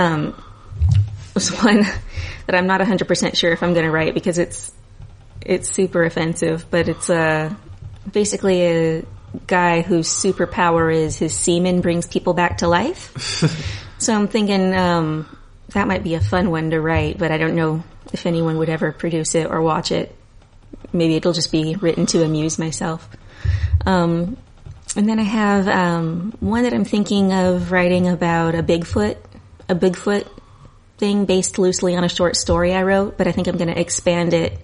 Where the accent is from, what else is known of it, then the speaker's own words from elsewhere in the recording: Aberdeen, Washington, United States; also born or lived in Hoquiam, Washington; I grew up in the Northwest.